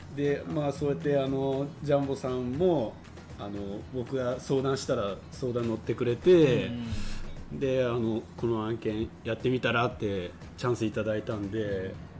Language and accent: Japanese; Yamaguchi, Japan; 地元の山口